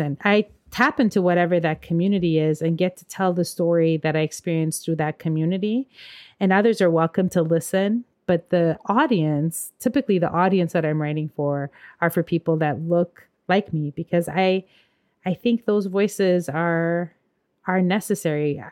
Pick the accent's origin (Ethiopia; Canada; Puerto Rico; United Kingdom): Ethiopia; now in St. Paul, United States; I'm Ethiopian and from African cultures